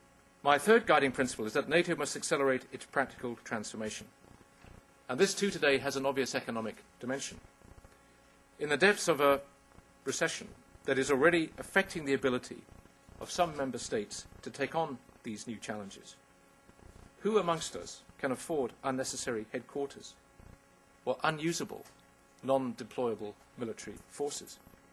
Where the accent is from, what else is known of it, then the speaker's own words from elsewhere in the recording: United Kingdom; I am asking over 8,000 brave young men and women who wear the uniform of my country to pay the ultimate price in the service of the United Kingdom.